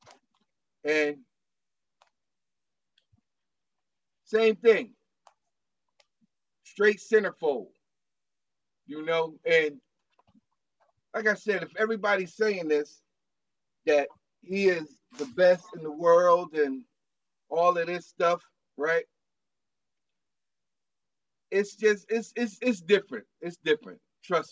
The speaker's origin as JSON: {"language": "English", "area": "Parkside Projects", "region": "New Jersey", "country": "United States", "tie": "born or raised there", "said": "I was from Parkside Projects"}